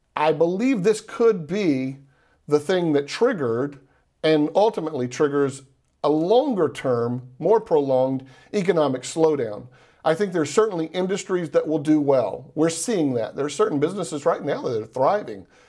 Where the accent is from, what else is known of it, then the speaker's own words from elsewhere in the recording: Texas, United States; now in Florida, United States; I'm from Texas. I live in Florida now